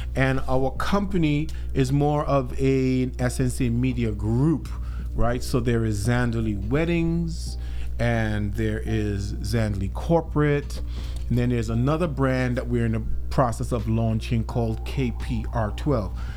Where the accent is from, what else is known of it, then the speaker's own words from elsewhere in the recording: Trinidad & Tobago; now in Minnesota, United States; I'm originally from the Caribbean. I'm, I'm, from the twin island nation of Trinidad and Tobago.